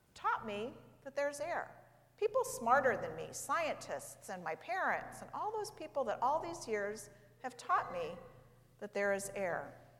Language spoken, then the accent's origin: English; St. Louis, Missouri, United States; I grew up in St. Louis, which is in the state of Missouri